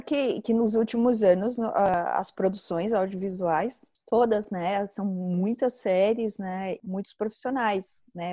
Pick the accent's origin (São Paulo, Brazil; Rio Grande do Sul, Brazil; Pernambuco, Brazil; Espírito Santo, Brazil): São Paulo, Brazil; nasci em São Paulo, eu moro em São Paulo